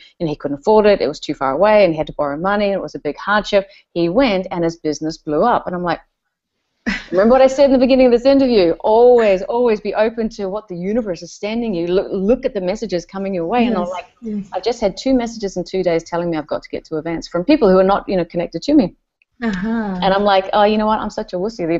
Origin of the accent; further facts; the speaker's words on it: New Zealand; I'm from New Zealand